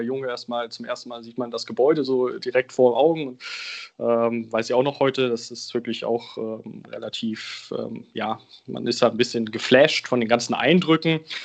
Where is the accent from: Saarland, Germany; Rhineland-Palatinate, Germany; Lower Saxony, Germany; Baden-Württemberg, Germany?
Lower Saxony, Germany; Braunschweig region; now in Bremen, Germany; Ich bin in der Region Braunschweig groß geworden und lebe jetzt in Bremen.